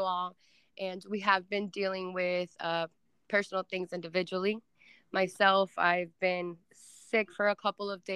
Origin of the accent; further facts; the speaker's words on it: Cuba; moved away; I was born in Cuba and came here